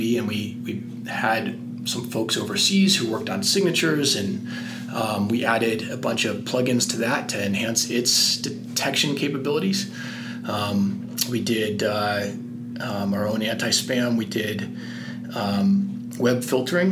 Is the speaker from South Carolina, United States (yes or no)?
no; San Francisco, California, United States; moved away as an adult; also born or lived in Boston; now in Colorado, United States; I grew up in San Francisco